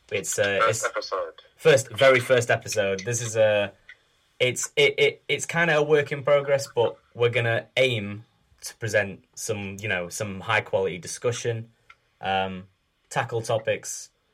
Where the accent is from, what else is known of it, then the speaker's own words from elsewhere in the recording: Sheffield, Yorkshire and the Humber, United Kingdom; also born or lived in Leicester; I'm from Sheffield. I've lived here almost all my life, except when I went to uni in Leicester for 3 years.